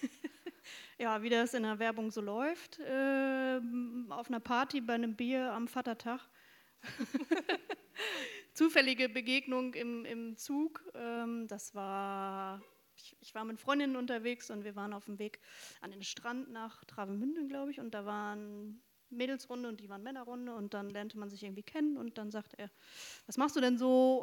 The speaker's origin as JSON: {"language": "German", "region": "North Rhine-Westphalia", "country": "Germany", "tie": "born or raised there", "moved": "as an adult", "lives_now": "Bremen, Germany", "said": "Ostwestfälin, sehr konservativ aufgewachsen."}